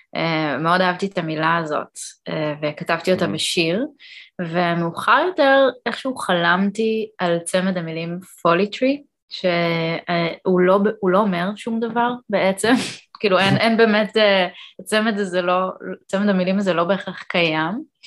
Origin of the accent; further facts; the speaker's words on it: Israel; also born or lived in Canada; עליתי לארץ עם אימא שלי ועם אח שלי בגיל ארבע